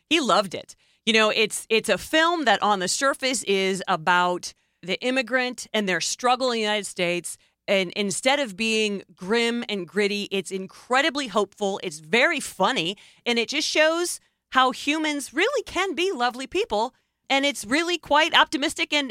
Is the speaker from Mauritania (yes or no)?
yes; Mauritania; from Mauritania. I was detained in Guantanamo Bay, kidnapped from my country and detained.